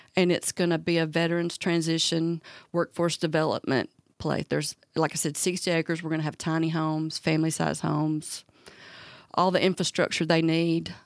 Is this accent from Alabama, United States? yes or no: yes; Talladega, Alabama, United States; moved away; I'm originally from Talladega